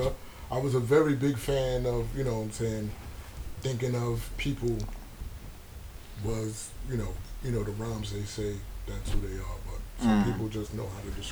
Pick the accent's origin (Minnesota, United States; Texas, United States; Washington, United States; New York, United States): New York, United States; Brooklyn; Brooklyn was a very like dangerous time. Very dangerous time. Seeing people, lost a lot of family members to the street.